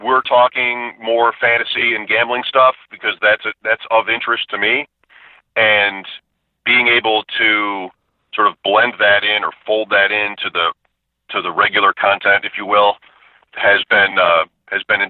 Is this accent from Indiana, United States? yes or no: no; Grand Island, New York, United States; I grew up on Grand Island